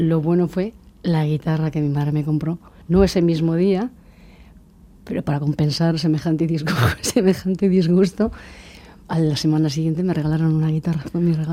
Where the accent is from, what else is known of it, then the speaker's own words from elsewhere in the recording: Barakaldo, Basque Country, Spain; yo llego a Baracaldo procedente de Careaga y porque nací en Careaga.